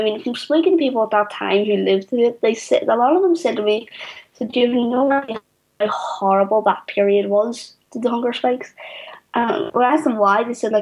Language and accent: English; Belfast, Northern Ireland, United Kingdom; I grew up in North Belfast on the interface